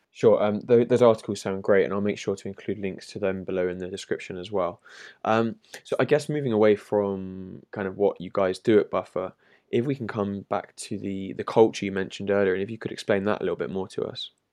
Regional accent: London, United Kingdom; I'm from London myself

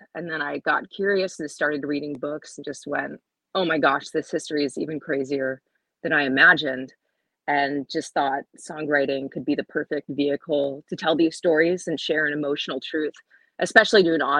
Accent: Juneau, Alaska, United States; Yeah, I grew up here in Juneau

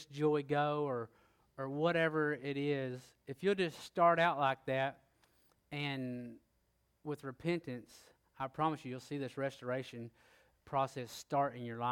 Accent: Oklahoma, United States; I am from Oklahoma, it's a little further north.

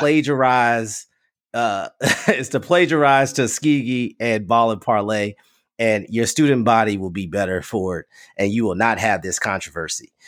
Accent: the South, United States; I'm from the South too

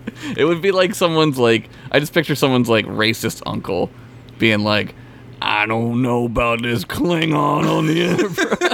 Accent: Philadelphia, Pennsylvania, United States; Just I'm from Philadelphia. W-O-D-L. Go down the shore.

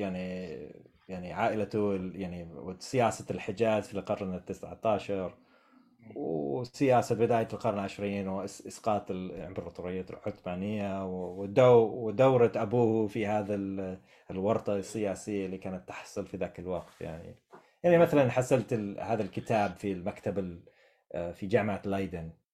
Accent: United States; Arabic is a second language; فانا كامريكي عازف عود

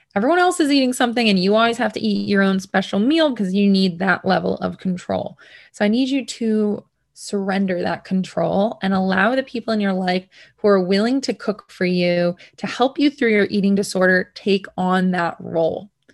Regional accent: United States; I'm from America

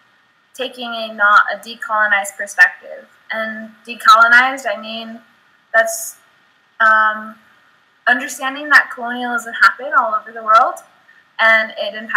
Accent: United States; coming as an American

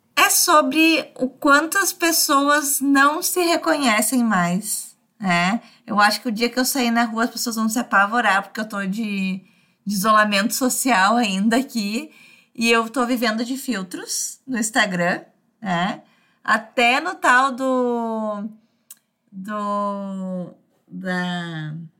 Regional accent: Brazil; vivo no Brasil, sou brasileira

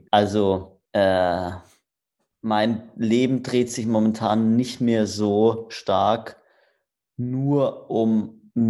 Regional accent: Rastatt, Baden-Württemberg, Germany; ich komme aus Rastatt. Das ist zwischen Karlsruhe und Baden-Baden.

